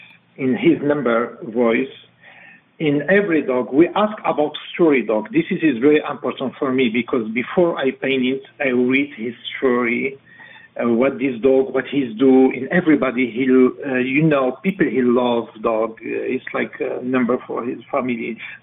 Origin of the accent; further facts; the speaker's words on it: Paris, Île-de-France, France; English is a second language; also born or lived in Casablanca, Morocco; my dad is Moroccan, my mom is French. I born in Casablanca, but I live all my life in Paris.